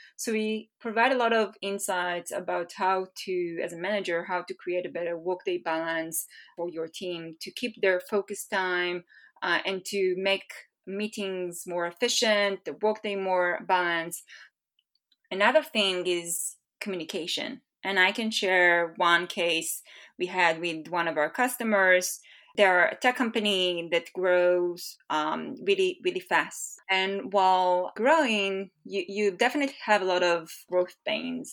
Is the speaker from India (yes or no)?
no; Israel; moved away as an adult; now in Bay Area, United States; I'm originally from Israel. I relocated to the Bay Area last November